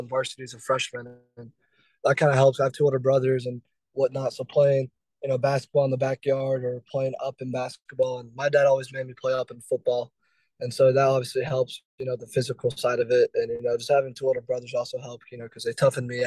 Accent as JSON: {"language": "English", "town": "Dallas", "region": "Texas", "country": "United States", "tie": "born or raised there", "said": "I was born and raised in Texas"}